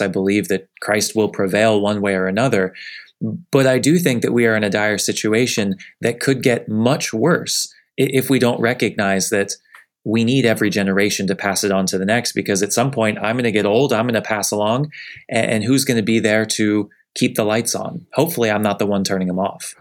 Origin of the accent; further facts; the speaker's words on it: Northeast, United States; now in Southeast, United States; I grew up in the Northeast, where we can all say that the church is sef-, definitely fading